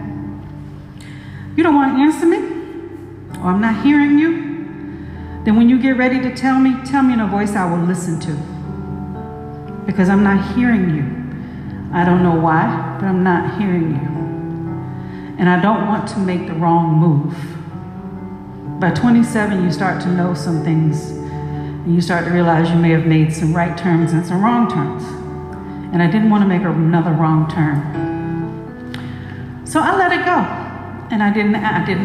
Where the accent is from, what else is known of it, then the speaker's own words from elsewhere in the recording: United States; moved away; also born or lived in Atlanta / Africa; I'm African American. I have roots out of Ghana too